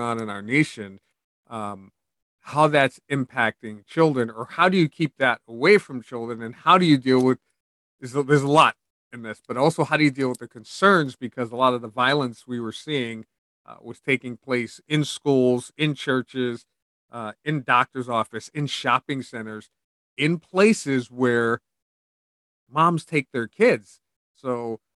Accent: New York City, New York, United States; I grew up in New York City

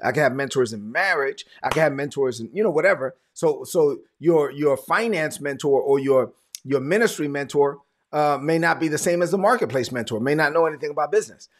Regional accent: New York City, New York, United States; So I'm a son of immigrant parents from the Dominican Republic. I'm from Brooklyn

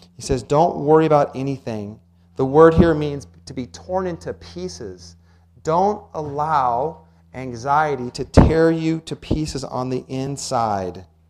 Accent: Washington, United States; When I was about 10, 11 years old, growing up in Washington

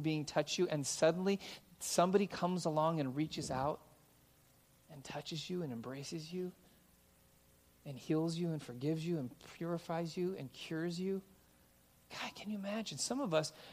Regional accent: California, United States; moved away as an adult; also born or lived in Oregon; now in Simi Valley, United States; being born and raised in California

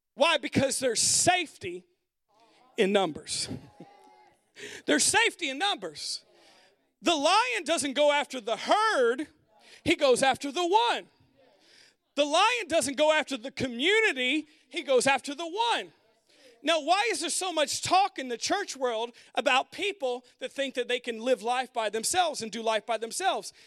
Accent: United States; modern American people who are all about our independence

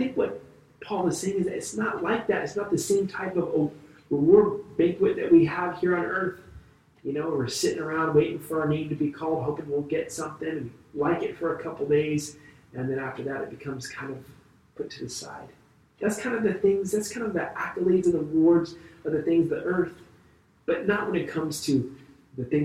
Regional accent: Vacaville, California, United States; the Moose Lodge where I grew up in Vacaville

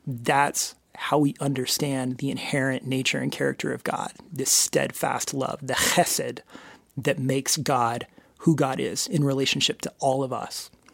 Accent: United States

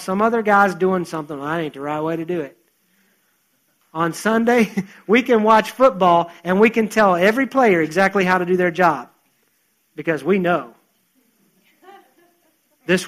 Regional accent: United States; also born or lived in West Virginia / North Carolina; now in Texas, United States; I grew up in West Virginia and North Carolina

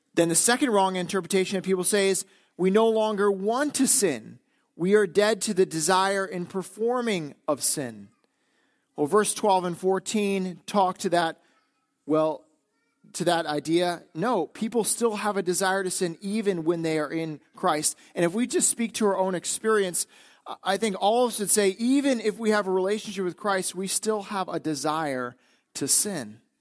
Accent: northeastern Wisconsin, United States; moved away as an adult; being in Wisconsin, growing up in Wisconsin, now being back, it's that we are a doer culture in northeastern Wisconsin.

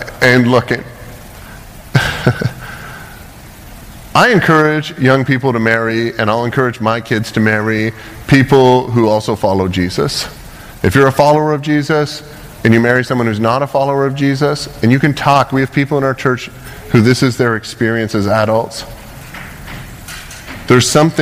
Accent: Canada; moved away as an adult; now in United States; I'm from Canada

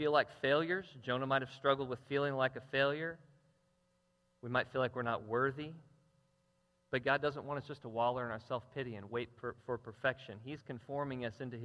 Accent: Jackson, Missouri, United States; I'm from Jackson, and most of my driving had been in Jackson

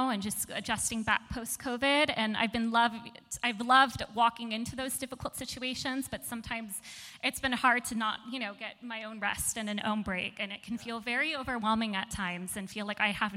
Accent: Torrance, California, United States; now in San Diego, United States; I am originally from Torrance, California

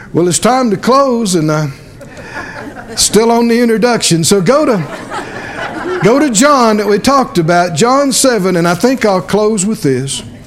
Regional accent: the South, United States; I grew up down in the South

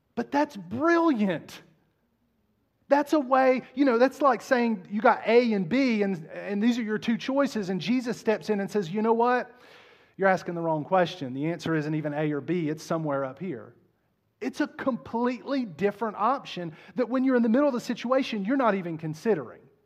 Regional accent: Southern West Virginia, United States; I was raised in Southern West Virginia

